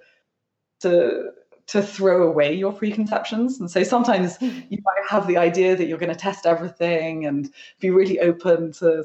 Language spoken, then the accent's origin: English; London, United Kingdom; also born or lived in West Sussex; I grew up in London, and most of my friends are in London